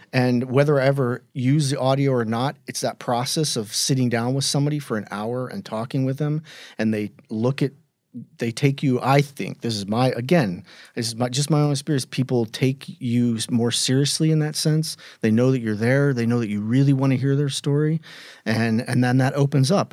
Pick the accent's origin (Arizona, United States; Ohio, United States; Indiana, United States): Indiana, United States; Indianapolis; moved away as an adult; also born or lived in New York; my hometown of Indianapolis